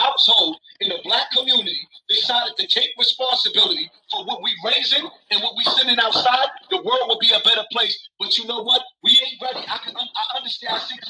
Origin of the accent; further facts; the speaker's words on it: New York City, New York, United States; I come from Bronx River Projects, where it was piss and shit in the elevators in the staircases, where the crime rate is crazy.